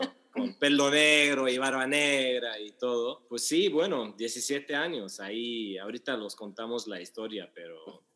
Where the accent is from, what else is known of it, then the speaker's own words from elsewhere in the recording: Lebanon; Spanish is a second language; moved away as an adult; also born or lived in Mexico; now in Miami, United States; Yo soy libanés, nací toda mi vida en Líbano, viví hasta el 23, así que no empecé a hablar español hasta hace seis o siete años